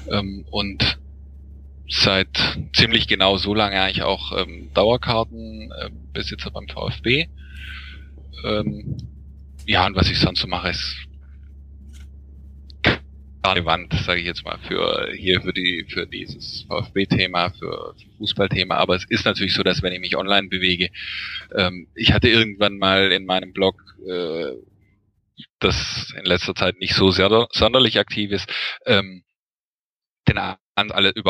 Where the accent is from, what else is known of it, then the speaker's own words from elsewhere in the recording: Lake Constance, Germany; Ähm, also ich komme ursprünglich vom Bodensee ähm